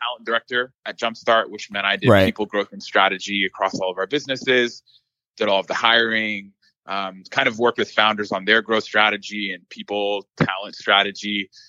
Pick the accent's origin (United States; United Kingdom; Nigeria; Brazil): United States; Dallas, Texas; So I am originally from the Dallas area. So